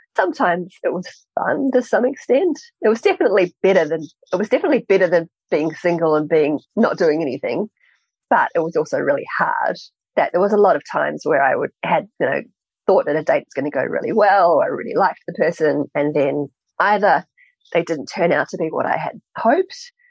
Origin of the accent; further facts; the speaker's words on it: New Zealand; I grew up in New Zealand